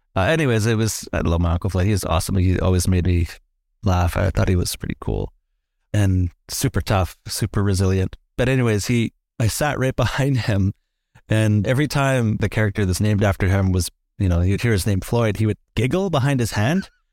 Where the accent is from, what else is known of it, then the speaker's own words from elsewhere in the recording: Lytton, British Columbia, Canada; I was growing up in Lytton